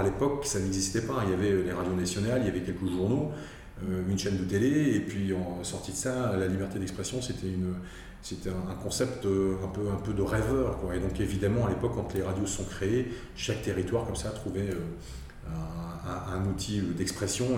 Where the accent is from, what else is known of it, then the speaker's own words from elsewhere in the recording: Alsace, Grand Est, France; je suis alsacien de souche et je n'ai jamais vécu ailleurs, donc je connais bien l'Alsace